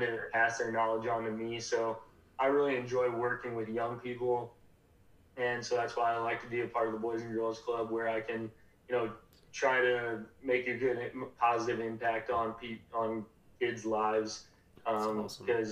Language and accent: English; Colorado, United States; I'm from Colorado. I grew up in Colorado